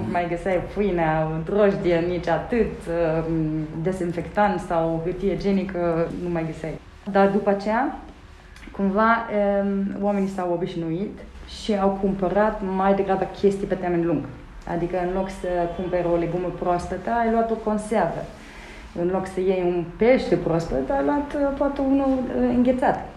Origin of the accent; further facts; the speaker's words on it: Germany; Romanian is a second language; now in Romania; Eu sunt uh, născută și crescută în Germania, cu părinții nemți, uh, nu avem nicio legătură de rude cu, cu România.